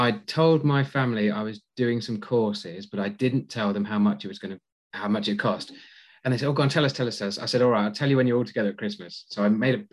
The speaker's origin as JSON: {"language": "English", "area": "Cornwall", "region": "South West England", "country": "United Kingdom", "moved": "yes", "said": "I'm from Cornwall originally, so I drive from Redruth to Portsmouth on a regular basis"}